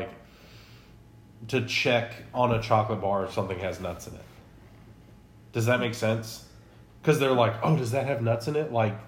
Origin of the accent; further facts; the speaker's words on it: Texas, United States; Growing up in Texas